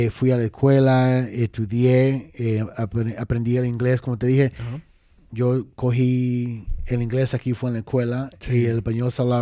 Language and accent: Spanish; Dominican Republic; now in New York, United States; Y fuimos específicamente para Washington Heights, que Washington Heights es como quien dice RD pequeño